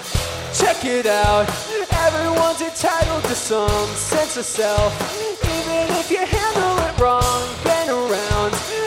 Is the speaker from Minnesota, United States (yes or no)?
yes; Minneapolis, Minnesota, United States; We're from Minneapolis.